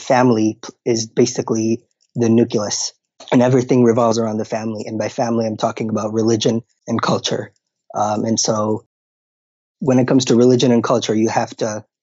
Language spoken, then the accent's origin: English; Minneapolis, Minnesota, United States; also born or lived in Kenya; So I grew up in Minneapolis, Minnesota, from a very conservative Muslim background. My parents are originally from Somalia, and I was born in Kenya